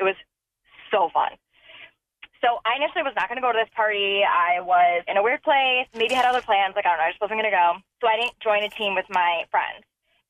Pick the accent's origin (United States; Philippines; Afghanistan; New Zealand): United States; Connecticut; I am from Connecticut, just like Steve. Grew up here, went to school here. I went to UConn